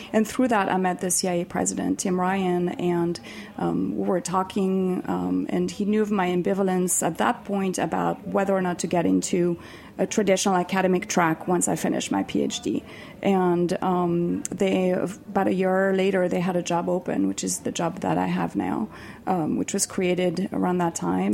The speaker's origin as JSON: {"language": "English", "country": "Switzerland", "moved": "yes", "said": "I am from Switzerland"}